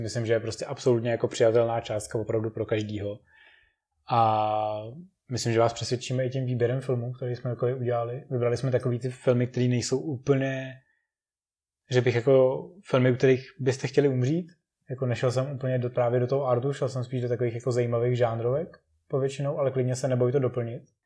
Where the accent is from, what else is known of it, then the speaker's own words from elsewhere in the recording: Czechia; A my teďka tak trošku doufáme v Čechách